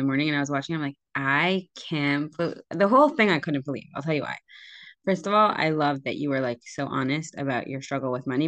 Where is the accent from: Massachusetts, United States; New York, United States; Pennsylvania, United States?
Pennsylvania, United States; Scranton; I'm an out-of-towner. I'm from Scranton, Pennsylvania